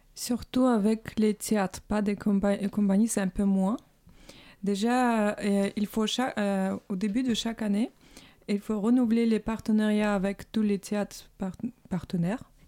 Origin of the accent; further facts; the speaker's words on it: Saint Petersburg, Russia; now in France; je suis russe. voilà. Donc, bon, je viens de Saint-Pétersbourg